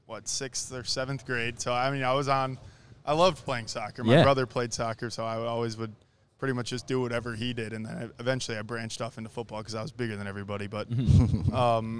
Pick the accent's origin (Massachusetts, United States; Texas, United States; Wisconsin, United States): Wisconsin, United States; Milwaukee; moved away; I'm from Milwaukee